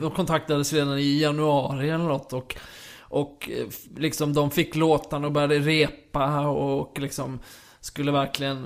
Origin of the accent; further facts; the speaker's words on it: Kristianstad, Skåne, Sweden; i Kristianstad där jag växte upp